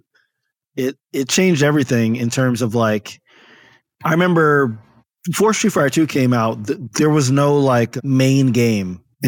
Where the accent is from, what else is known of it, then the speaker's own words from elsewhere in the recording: Paterson, New Jersey, United States; So this was in Northern New Jersey. So I grew up in Paterson, New Jersey, which is about 10 miles from Manhattan.